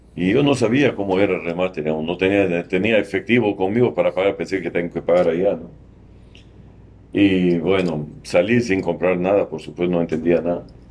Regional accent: Ehden, North Governorate, Lebanon; Spanish is a second language; moved away as an adult; now in Lima, Peru; yo soy del norte del Líbano

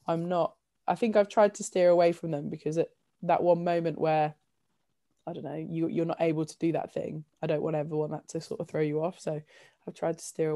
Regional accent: Leicestershire, East Midlands, United Kingdom; growing up in Leicestershire and still having loads of my family here

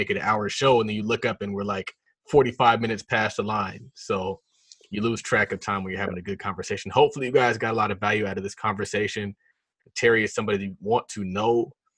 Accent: Nigeria; So yeah, I'm Nigerian.

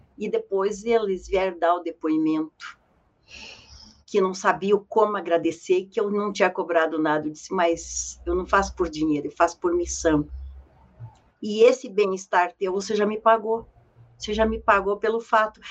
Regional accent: São Joaquim, Santa Catarina, Brazil; moved away; also born or lived in Curitiba; Eu nasci em São Joaquim, longe, no sítio, não conhecia cidade nenhuma

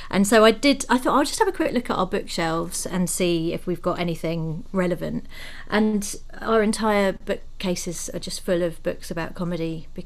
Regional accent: Croydon, London, United Kingdom; I grew up in Croydon.

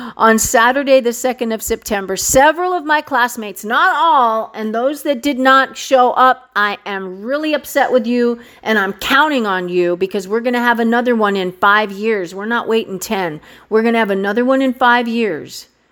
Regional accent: San Luis Valley, Colorado, United States; now in Washington, D.C. metro area, United States; I was in the gorgeous state of Colorado in the spectacular Valle de San Luis, my home. For the past several years, I have been so fortunate to be able to travel back to my home state, back to my hometown, and visit family and friends in the place where I grew up

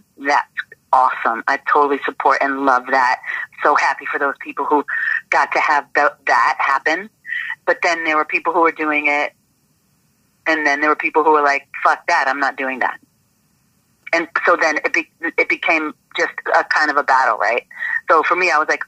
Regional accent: Boston, Massachusetts, United States; moved away as an adult; being from Boston, I was like, guess what? I'm from Dorchester too

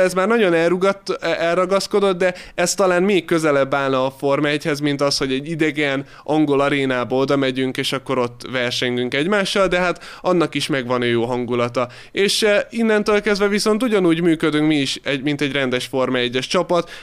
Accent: Hungary; hatan vagyunk magyarok

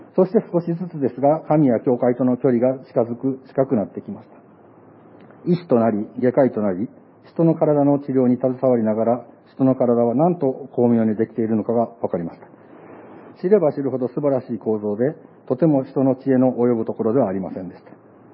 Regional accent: Amagasaki, Hyogo, Japan; 私が生まれ育った、あ、育った町はですね、尼崎の森部という下町です

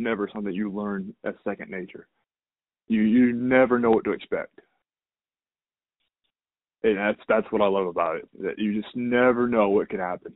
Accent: the South, United States; growing up in the South

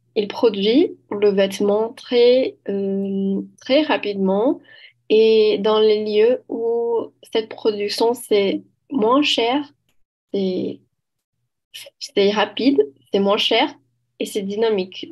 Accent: Belo Horizonte, Minas Gerais, Brazil; French is a second language; je viens de Belo Horizonte, à Minas Gerais

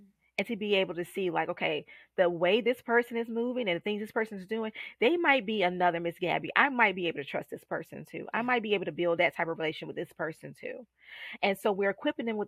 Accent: Columbia, South Carolina, United States; now in Charlotte, United States; Columbia, South Carolina, my hometown.

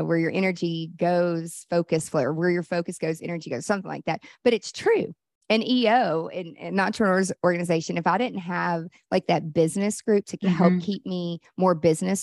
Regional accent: Nashville, Tennessee, United States; I'm from Nashville, country music, you know, USA.

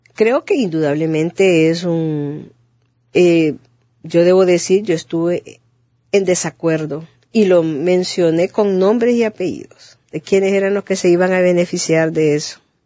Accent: Honduras

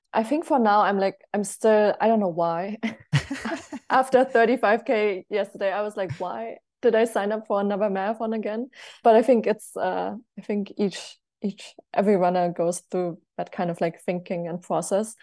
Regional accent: Germany; also born or lived in United States; I'm also from Germany

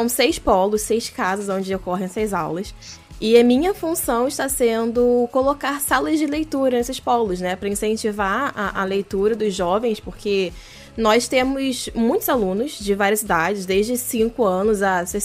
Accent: Rio de Janeiro, Brazil; É, eu tenho 27 anos, sou do Rio de Janeiro, como a Ana bem falou antes da gravação. Só que eu não tenho sotaque.

